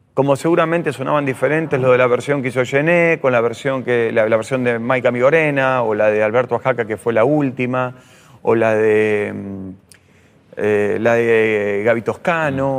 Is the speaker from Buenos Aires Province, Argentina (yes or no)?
yes; Adrogué, Buenos Aires Province, Argentina; yo soy de José Mármol y Adroé de esa zona